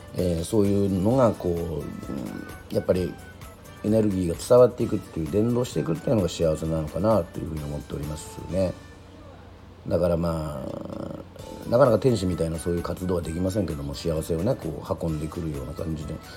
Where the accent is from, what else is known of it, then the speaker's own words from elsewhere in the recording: Yoron, Kagoshima, Japan; 生まれも育ちも世論で